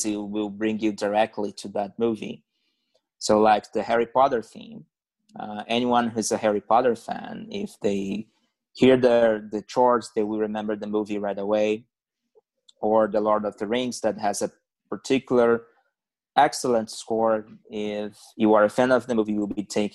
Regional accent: Brazil; English is a second language; moved away as an adult; now in Canada; back then in Brazil

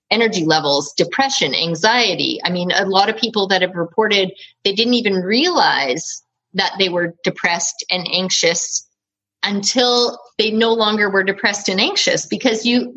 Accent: Canada; I'm from Canada and we spell color COLOUR

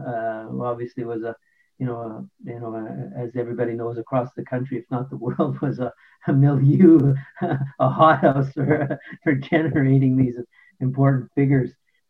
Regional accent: Winnipeg, Manitoba, Canada; moved away as an adult; now in Toronto, Canada; We both are from Winnipeg, different parts of working class Winnipeg. He was from the North End, I'm from Transcona.

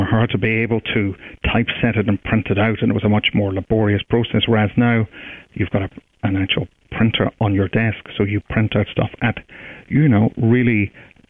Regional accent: Derry, Northern Ireland, United Kingdom; also born or lived in Edinburgh; I'm from Derry in the north

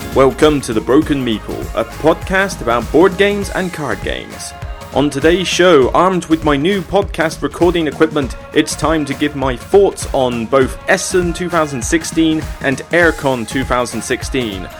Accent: Somerset, South West England, United Kingdom; accent: Somerset; my Somerset accent

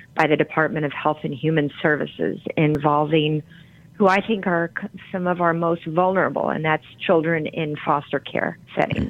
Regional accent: Grand Rapids, Michigan, United States; where I grew up in Grand Rapids, Michigan

